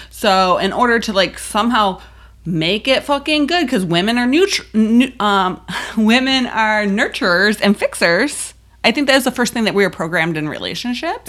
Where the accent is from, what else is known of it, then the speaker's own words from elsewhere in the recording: Buffalo, New York, United States; I'm from Buffalo.